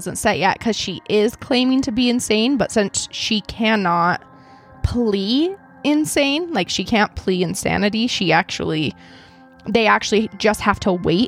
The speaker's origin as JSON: {"language": "English", "region": "Idaho", "country": "United States", "said": "I'm from Idaho"}